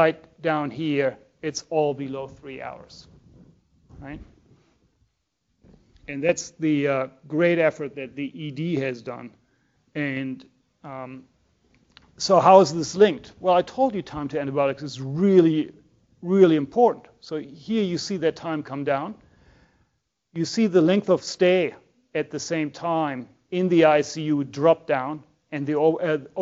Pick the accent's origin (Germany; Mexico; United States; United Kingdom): Germany; moved away; I'm from Germany